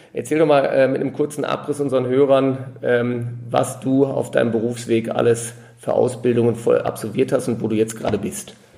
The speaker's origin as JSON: {"language": "German", "area": "Ruhr area", "region": "North Rhine-Westphalia", "country": "Germany", "tie": "born or raised there", "moved": "as an adult", "lives_now": "Munich, Germany", "said": "in meine alte Heimat zu machen zu einem meiner alten Hockey-Kumpane aus dem Ruhrgebiet"}